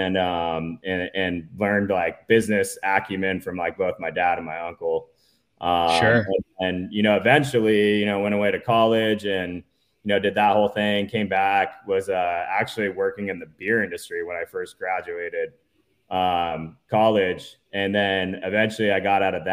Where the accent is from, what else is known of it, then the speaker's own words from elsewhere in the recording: San Diego, California, United States; I grew up in San Diego, and I'm still here now